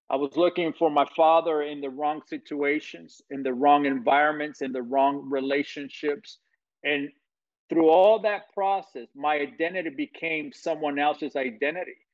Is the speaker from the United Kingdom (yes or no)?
no; Guatemala; I come from Guatemala, Central America, where in 24 hours my life changed in 24 hours